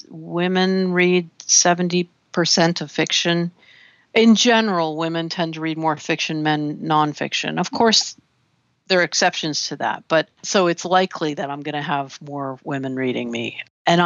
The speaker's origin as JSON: {"language": "English", "town": "Washington", "region": "District of Columbia", "country": "United States", "also_born_or_lived": "Oberlin, Ohio", "moved": "yes", "said": "I'm from Washington, D.C."}